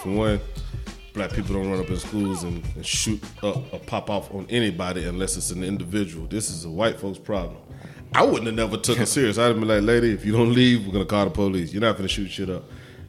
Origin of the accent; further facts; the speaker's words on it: Augusta, Georgia, United States; I'm from Augusta, Georgia